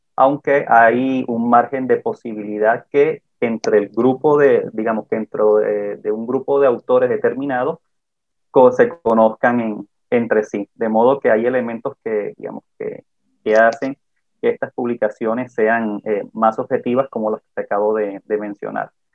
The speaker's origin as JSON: {"language": "Spanish", "region": "Caribbean Region", "country": "Colombia", "said": "yo soy del Caribe colombiano"}